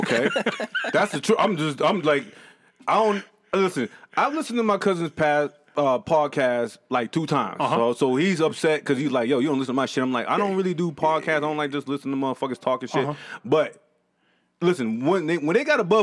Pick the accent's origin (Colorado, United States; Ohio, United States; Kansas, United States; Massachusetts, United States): Massachusetts, United States; Boston; accent: New England; I'm from the Northeast. I'm from Boston